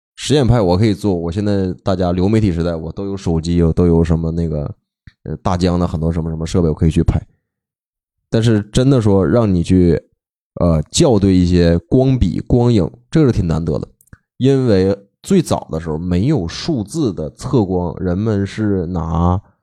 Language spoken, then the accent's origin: Chinese; Northeast China, China; also born or lived in Hong Kong; 在我们，比如说在东北